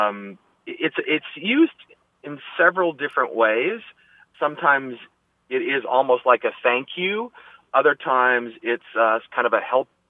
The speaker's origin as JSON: {"language": "English", "country": "Canada", "also_born_or_lived": "Prince Edward Island, Canada", "moved": "yes", "lives_now": "Dallas, United States", "said": "I'm originally from Canada"}